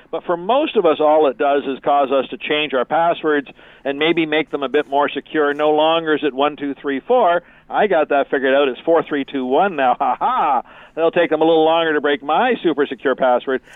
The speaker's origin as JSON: {"language": "English", "country": "Canada", "said": "being typically Canadian"}